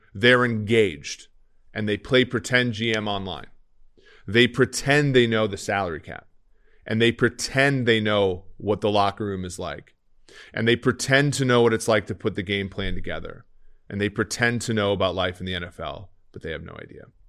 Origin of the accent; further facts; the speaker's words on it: Minneapolis, Minnesota, United States; moved away; my hometown, the Lynx play in the Target Center